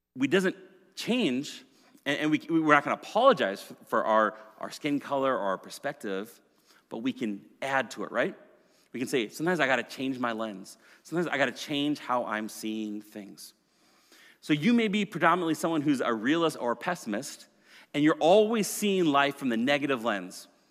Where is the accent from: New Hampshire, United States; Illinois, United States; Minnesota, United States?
Minnesota, United States; I grew up as a Minnesotan, uh, in a white, middle-class family